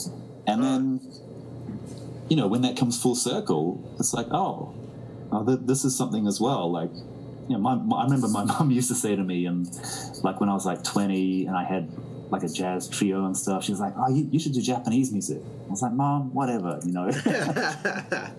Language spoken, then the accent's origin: English; New Zealand; the way we were raised in New Zealand was definitely very unique.